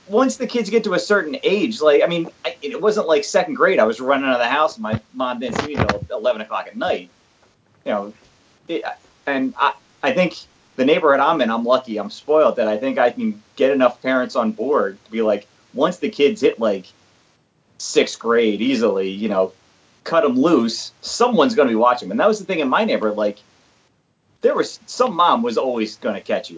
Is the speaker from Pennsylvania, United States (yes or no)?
yes; Philadelphia, Pennsylvania, United States; where I grew up in Philadelphia